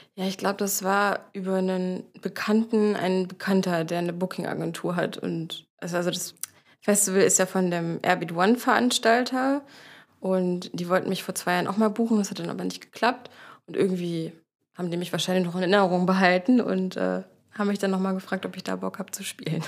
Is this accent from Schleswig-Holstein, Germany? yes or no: yes; Dithmarschen, Schleswig-Holstein, Germany; moved away as an adult; now in Hamburg, Germany; ich komme aus Dithmarschen